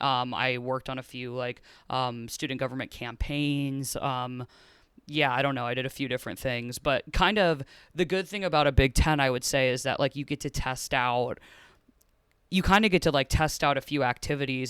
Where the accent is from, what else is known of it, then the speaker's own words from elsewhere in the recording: Cincinnati, Ohio, United States; I'm from Cincinnati, Ohio, so it was in Cincinnati.